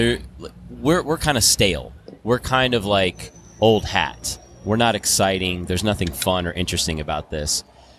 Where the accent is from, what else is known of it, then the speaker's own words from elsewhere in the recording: Colorado, United States; Colorado right here